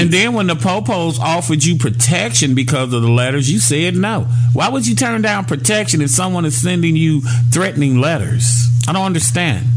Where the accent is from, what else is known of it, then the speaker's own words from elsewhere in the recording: Gary, Indiana, United States; I'm from Gary, Indiana, 25 minutes from downtown Chicago